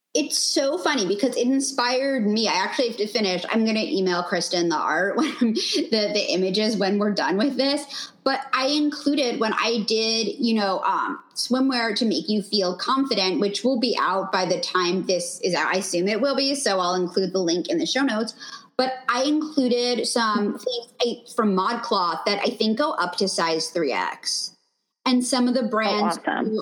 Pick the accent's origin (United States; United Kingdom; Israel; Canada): United States; New York; now in Los Angeles, United States; I'm originally from New York